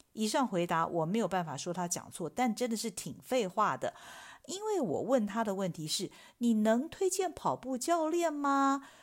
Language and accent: Chinese; Taiwan; 我们台湾人讲的是伸展